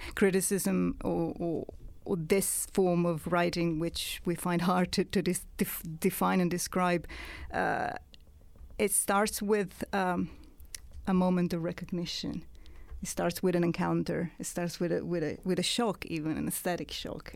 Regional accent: Italy; accent: Italian; English is a second language; moved away; when I stopped writing in Italian, as you might have guessed from my accent, I'm not British

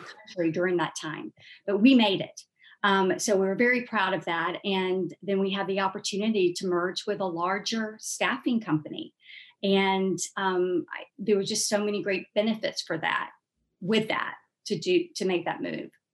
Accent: Columbus, Georgia, United States; Grew up in Columbus, Georgia, which is a couple hours south of um, Atlanta

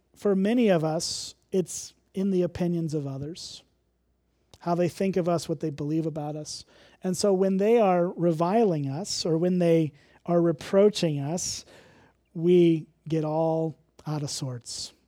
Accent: Illinois, United States; moved away; I'm from Illinois

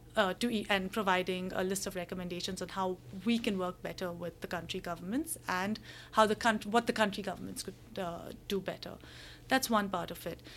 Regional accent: India; moved away as an adult; also born or lived in Hong Kong; I'm, I'm from India

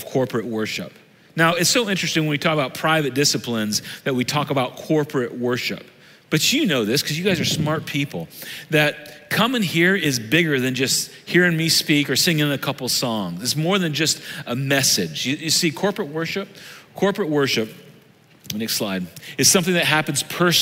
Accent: Southern Illinois, United States; I'm from Southern Illinois. Everybody was you all where I grew up

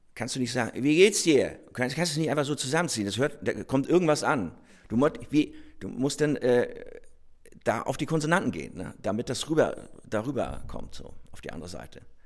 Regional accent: Rostock, Mecklenburg-Vorpommern, Germany; accent: Norddeutsch; geboren in Rostock 1969

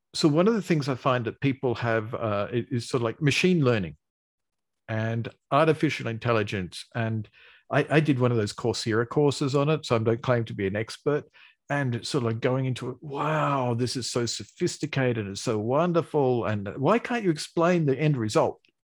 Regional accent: Australia; accent: Australian; I've got an Australian accent. I'm Australian

